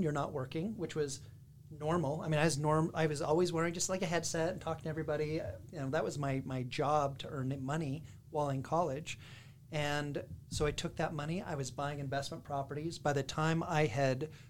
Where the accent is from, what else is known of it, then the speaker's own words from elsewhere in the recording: West Jordan, Utah, United States; I am from West Jordan, Utah. So I went to Westvale Elementary, which was the best, the Vikings